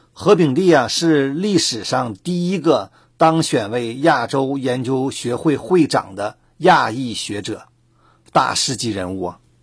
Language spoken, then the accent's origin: Chinese; China; 我们中国人一直强调的